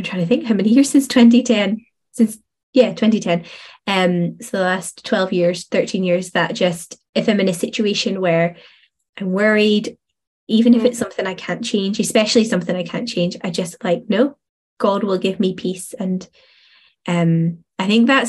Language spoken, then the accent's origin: English; Northern Ireland, United Kingdom; moved away as an adult; also born or lived in Stirling, Scotland; now in Scotland; I moved from Northern Ireland over to Stirling